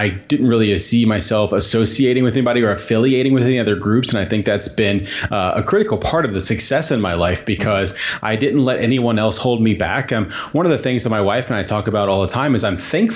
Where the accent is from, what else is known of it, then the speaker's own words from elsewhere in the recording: Southern Indiana, United States; moved away as an adult; I grew up in Southern Indiana